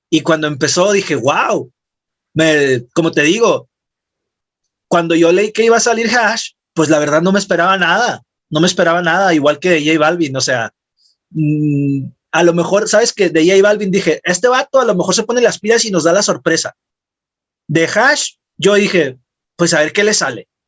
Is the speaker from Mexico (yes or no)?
yes; Mexico; de las canciones con las que pues también nos sentimos muy identificados nosotros como mexicanos.